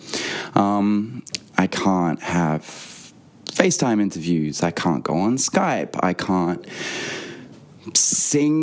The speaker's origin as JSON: {"language": "English", "country": "Australia", "moved": "yes", "lives_now": "London, United Kingdom", "said": "I'm an Australian singer-songwriter. Currently back in Australia, but normally I live in London"}